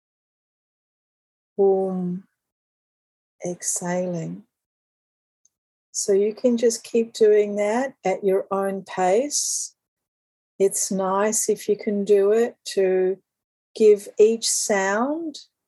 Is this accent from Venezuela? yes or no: no; Australia; I'm Australian